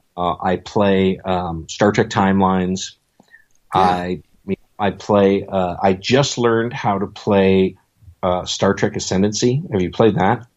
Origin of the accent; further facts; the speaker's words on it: Buffalo, New York, United States; moved away; I had gotten out of the Air Force and went back to my hometown of Buffalo, New York